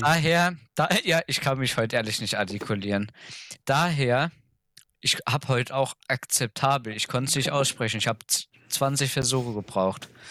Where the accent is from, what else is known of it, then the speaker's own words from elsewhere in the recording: Germany; bei uns in Deutschland